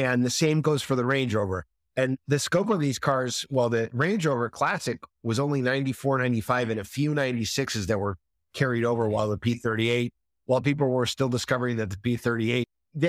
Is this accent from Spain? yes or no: yes; Spain; English is a second language; now in United States; which I'm very fond of because I grew up in Spain.